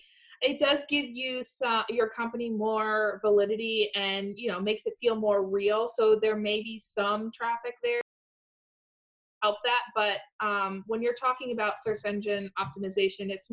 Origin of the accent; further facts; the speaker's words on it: Mertztown, Pennsylvania, United States; I grew up in Mertztown, Pennsylvania.